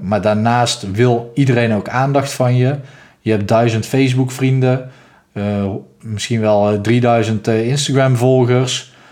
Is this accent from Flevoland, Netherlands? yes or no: no; North Brabant, Netherlands; zoals je hoort, ik kom uit Brabant